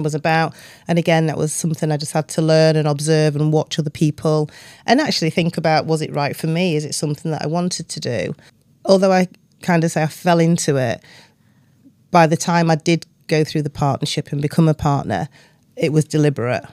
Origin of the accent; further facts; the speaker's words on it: Doncaster, Yorkshire and the Humber, United Kingdom; moved away; growing up in Doncaster in the nineteen seventies